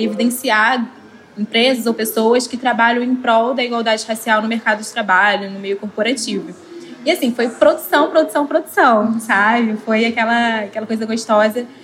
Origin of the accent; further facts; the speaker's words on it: Rio de Janeiro, Brazil; vim da Zona Norte do Rio de Janeiro